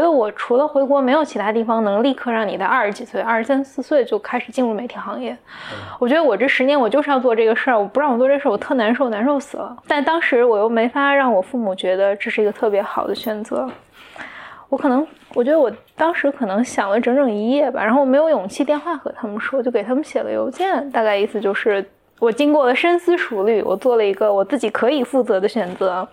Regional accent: Anhui, China; 我的家乡就在安徽的一个可能三线城市这样

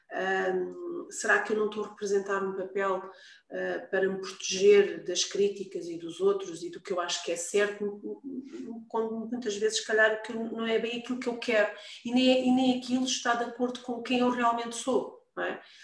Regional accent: Lisbon, Portugal; also born or lived in Almada; nasci em Lisboa, vivi sempre uh, nesta, nesta zona, Lisboa, em Almada, há muitos anos.

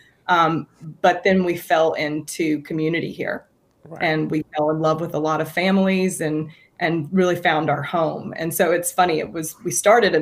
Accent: Opelika, Alabama, United States; moved away as an adult; I was raised here in Alabama

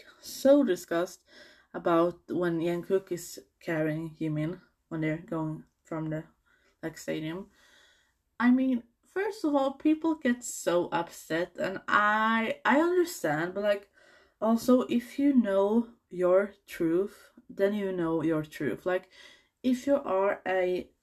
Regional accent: Sweden; I'm from Sweden

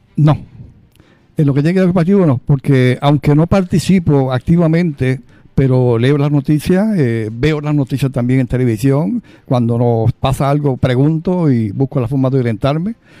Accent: Lares, Puerto Rico; mi pueblo de, Lares

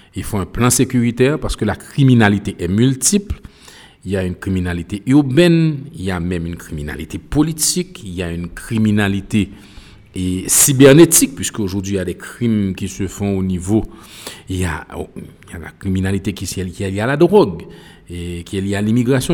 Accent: Haiti

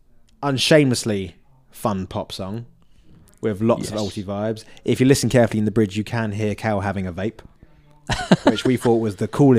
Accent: Essex, East of England, United Kingdom; accent: Essex; moved away; also born or lived in Manchester; I think my Essex accent has got a little bit stronger.

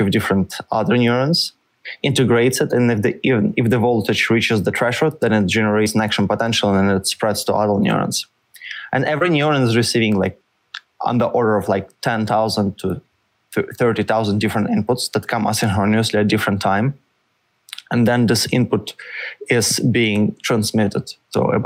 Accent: Russia; moved away as an adult; also born or lived in St. Petersburg, Russia / Paris, France; now in United States; Originally, I'm from Russia

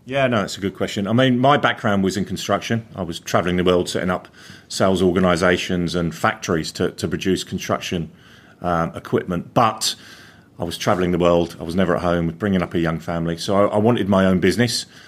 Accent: London, United Kingdom; moved away as an adult; also born or lived in North West England; now in Coventry, United Kingdom; I'm not from Coventry. I'm originally from London

